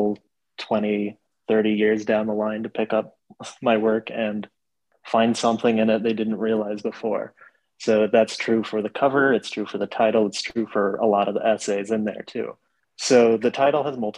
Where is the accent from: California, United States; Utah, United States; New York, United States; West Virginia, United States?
Utah, United States; Farron; moved away; my hometown of Farron